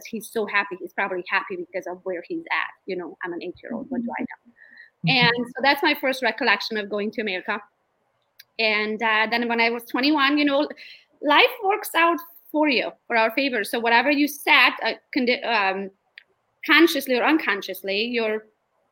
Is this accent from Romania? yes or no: yes; Romania; English is a second language; also born or lived in Pinckney, Michigan; now in Michigan, United States; Originally, I'm from Romania